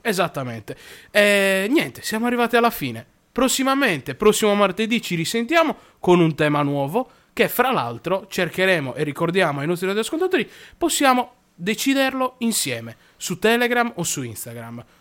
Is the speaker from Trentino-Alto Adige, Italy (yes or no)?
no; Sardinia, Italy; Noi da Sardi